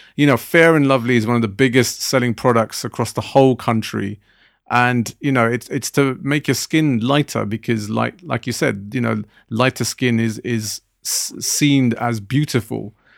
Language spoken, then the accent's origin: English; Southall, London, United Kingdom; when I was growing up in Southall, the Punjabi community where I lived around